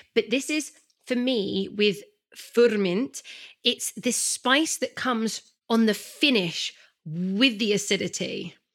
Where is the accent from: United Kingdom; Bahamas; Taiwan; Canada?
United Kingdom; England; I'm such an English gal